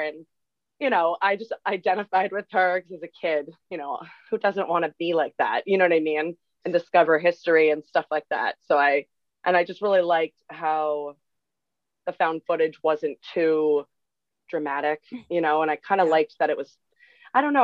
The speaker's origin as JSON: {"language": "English", "region": "Massachusetts", "country": "United States", "said": "I'm from Massachusetts, so good old New England"}